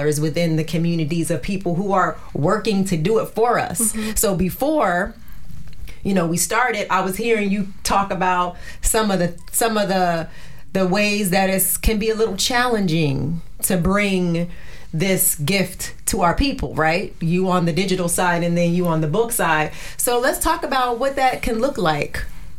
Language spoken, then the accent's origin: English; New Jersey, United States; It's called From Jersey to Me, because I'm from Jersey